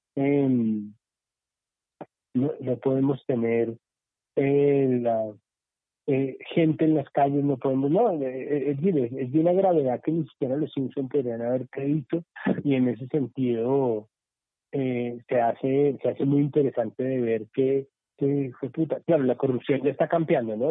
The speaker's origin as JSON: {"language": "Spanish", "country": "Colombia"}